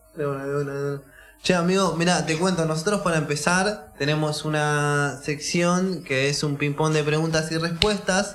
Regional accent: Escobar, Buenos Aires Province, Argentina; nosotros somos de Escobar. yo Le digo, yo soy de allá.

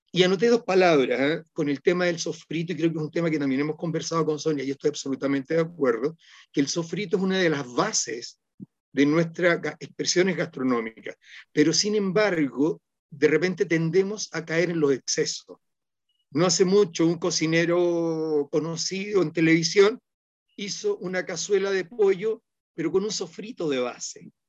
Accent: Norte Grande, Chile; born there; now in Santiago, Chile; Y yo le digo a los alumnos aquí en Santiago, ustedes son más andinos que yo que nací allá, nacieron a los pies de la cor

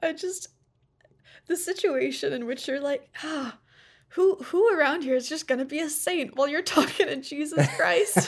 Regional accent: United States; I'm American

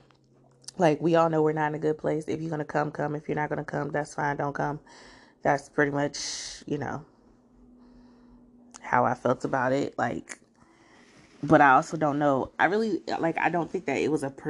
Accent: Prince George's County, Maryland, United States; I grew up in PG County

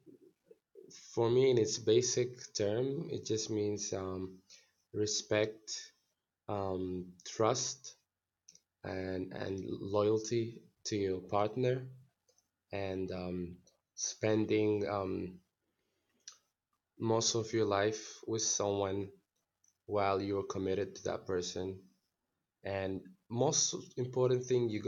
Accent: Northern Sudan, Sudan; also born or lived in India; now in New Delhi, India; I am from Sudan, from North Sudan

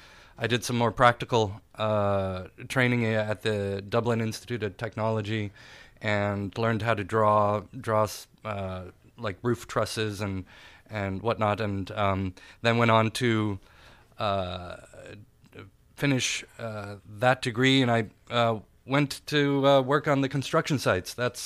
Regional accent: Munich, Bavaria, Germany; born there; I was born in Europe, in Munich, Germany, and went through schooling in a few different countries.

